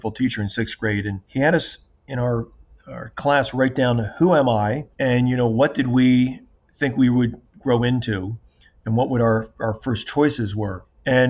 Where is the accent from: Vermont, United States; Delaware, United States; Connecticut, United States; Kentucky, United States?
Delaware, United States; Wilmington; also born or lived in Pasadena, California; from kindergarten up through 12th grade, grew up in Wilmington, Delaware.